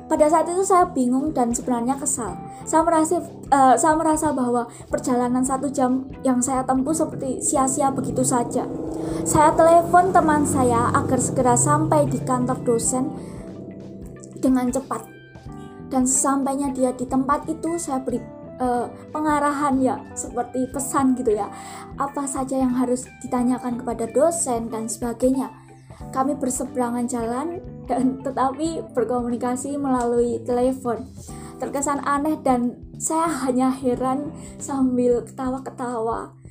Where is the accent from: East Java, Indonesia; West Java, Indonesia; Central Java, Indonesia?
Central Java, Indonesia; Klaten; saya asli Klaten, Jawa Tengah, saya kuliah dan sekarang semester 3.